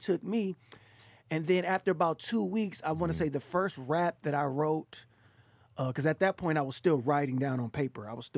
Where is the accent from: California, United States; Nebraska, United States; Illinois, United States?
California, United States; Richmond; now in Oakland, United States; I'm from the Bay Area. Right. Grew up in Richmond.